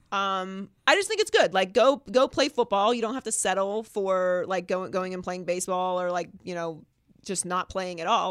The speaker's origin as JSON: {"language": "English", "town": "Pittsburgh", "region": "Pennsylvania", "country": "United States", "also_born_or_lived": "Miami", "moved": "yes", "lives_now": "Los Angeles, United States", "said": "I'm from Pittsburgh, so we have the Penguins"}